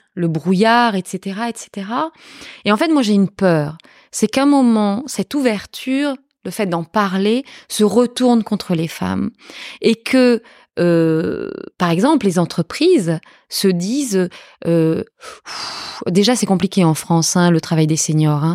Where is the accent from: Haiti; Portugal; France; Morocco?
Portugal; moved away; je suis portugaise. Je suis née au Portugal